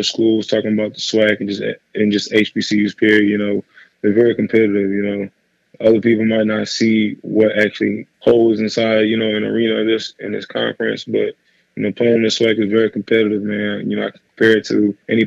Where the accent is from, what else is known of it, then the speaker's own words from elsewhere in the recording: Arlington, Texas, United States; I'm from Arlington, Texas, man. I went to Mansfield Timberview